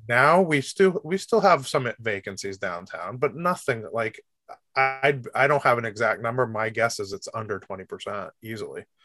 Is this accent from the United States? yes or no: yes; Rochester, United States; I'm a Rochester kid my whole life. I grew up in Rochester